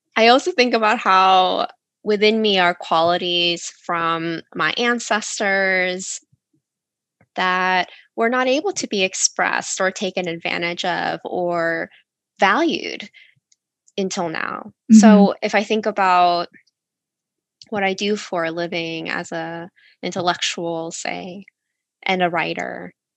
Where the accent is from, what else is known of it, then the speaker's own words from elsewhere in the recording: United States; when I was growing up in America